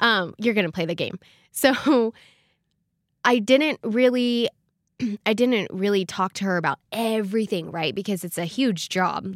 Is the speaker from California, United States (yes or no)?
yes; California, United States; moved away as an adult; now in Rexburg, United States; I come from California